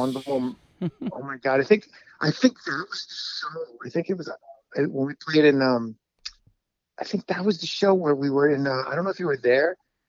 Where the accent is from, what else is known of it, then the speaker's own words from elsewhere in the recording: New York City, New York, United States; also born or lived in Astoria, Queens; I was born in Jackson Heights, And I was raised between Jackson Heights with my mom